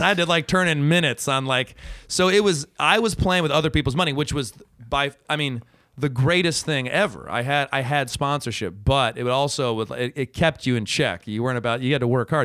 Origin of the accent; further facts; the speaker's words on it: Ann Arbor, Michigan, United States; moved away; I was from Ann Arbor